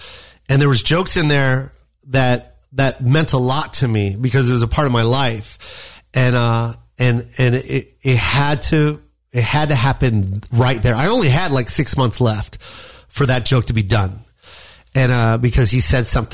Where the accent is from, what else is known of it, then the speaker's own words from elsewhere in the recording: Las Vegas, Nevada, United States; I'm from Vegas